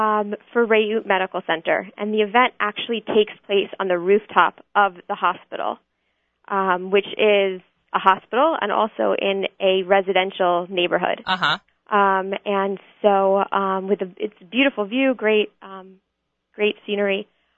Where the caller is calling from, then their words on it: New York, United States; I'm actually calling from New York, but I will be in Israel for the event.